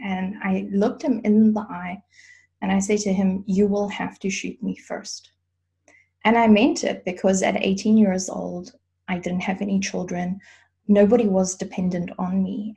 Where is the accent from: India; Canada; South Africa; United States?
South Africa; now in Germany; I grew up in South Africa